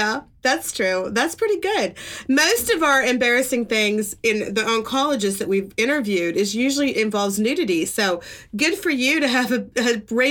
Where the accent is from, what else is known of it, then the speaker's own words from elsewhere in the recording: West Virginia, United States; I'm from West Virginia